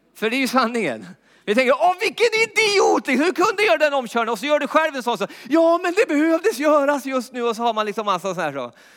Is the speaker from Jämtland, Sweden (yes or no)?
yes; Jämtland, Sweden; uppe i Jämtland där jag är uppvuxen